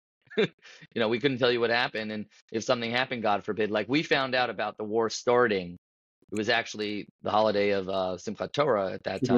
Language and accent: English; Paramus, New Jersey, United States; also born or lived in Washington Heights, New York; I grew up in Paramus, New Jersey